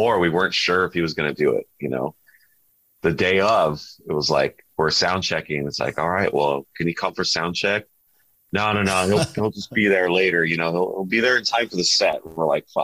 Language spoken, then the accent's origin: English; Southern California, United States; we're from California and Southern California